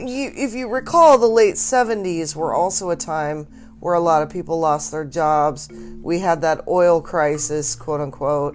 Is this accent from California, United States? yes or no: no; Boise, Idaho, United States; I grew up in Mormonville, uh, Boise